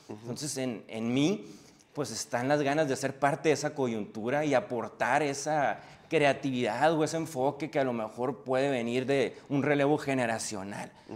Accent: Hermosillo, Sonora, Mexico; also born or lived in Mexico City; somos de Hermosillo

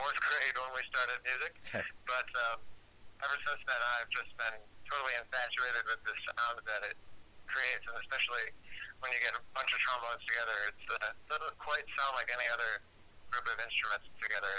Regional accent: Rochester, New York, United States; moved away as an adult; now in New York City, United States; I was born in Rochester, New York, upstate. And grew up there

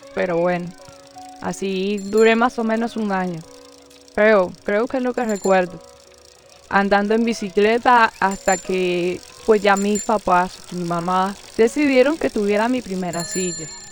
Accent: Cartagena, Bolívar, Colombia; also born or lived in Barranquilla; nací en Barranquilla. Y más o menos desde que tengo unos dos años de edad vivo acá en Cartagena.

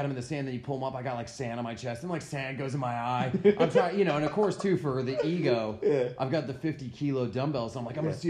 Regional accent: United States; I grew up on Long Island Sound

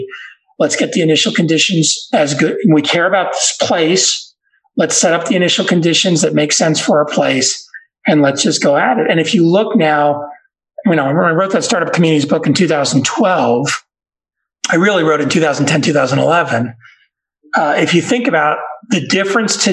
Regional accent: Dallas, Texas, United States; moved away; also born or lived in Boston, Massachusetts / Colorado; I grew up in Dallas, Texas

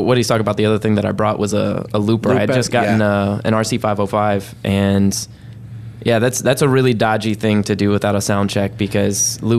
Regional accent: Monterey, California, United States; born there; So I was born in Monterey, California, because that's where the Defense Language Institute is.

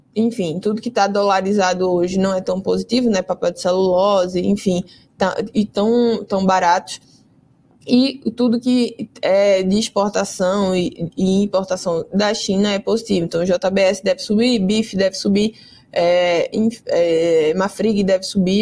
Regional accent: Recife, Pernambuco, Brazil; Eu sou recifense

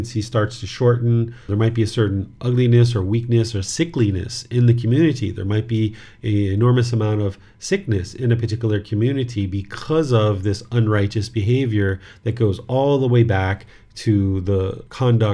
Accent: United States; moved away; where I grew up in America

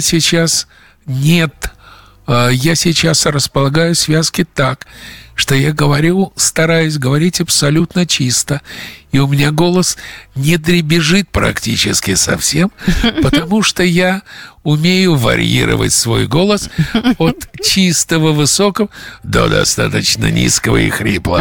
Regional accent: Russia; now in United States; из России

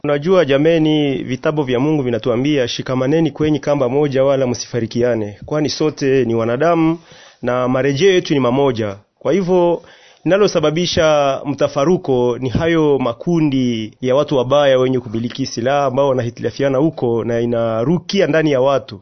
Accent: DR Congo; sisi ni wakongomani

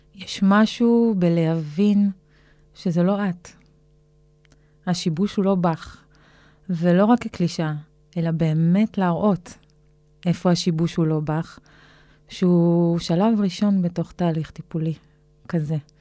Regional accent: Israel; הזהות שלי כישראלית

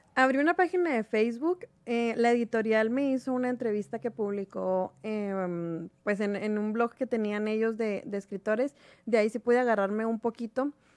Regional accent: Mexico; somos varias de México

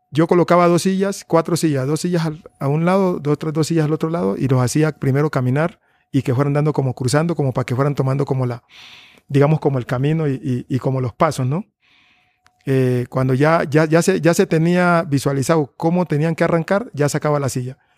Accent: Tumaco, Nariño, Colombia; moved away; esa es mi tierra y que y que y que y es de ahí donde yo pertenezco

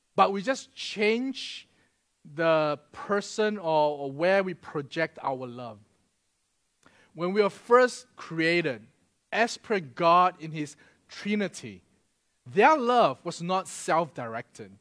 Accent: Singapore; moved away; I'm Singaporean

